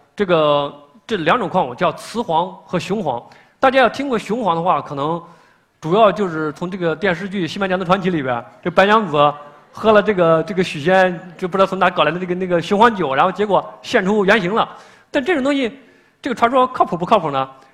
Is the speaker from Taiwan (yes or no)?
no; China; 我们中国人